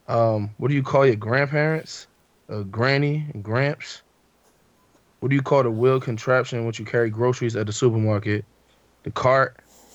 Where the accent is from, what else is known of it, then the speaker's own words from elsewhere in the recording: Philadelphia, Pennsylvania, United States; I'm from Philly.